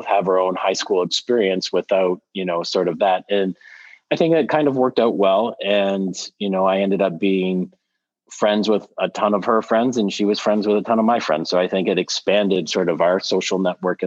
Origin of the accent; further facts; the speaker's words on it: Canada; now in United States; being Canadian a little bit. And I see that from living in the US for as long as I have